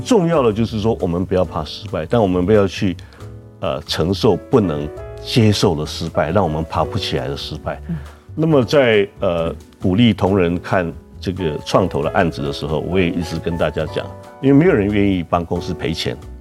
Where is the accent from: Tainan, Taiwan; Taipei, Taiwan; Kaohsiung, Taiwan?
Tainan, Taiwan; also born or lived in United States; 我是一个从小在台南长大的台南囡仔